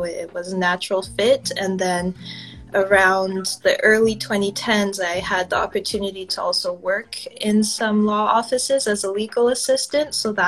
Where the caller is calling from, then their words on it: Vancouver, British Columbia, Canada; I'm calling in from Kitsilano in Vancouver, BC, on Coast Salish territory.